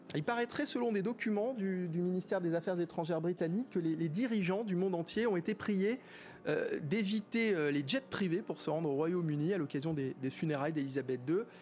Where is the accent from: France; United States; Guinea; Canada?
France; nous en tant que Français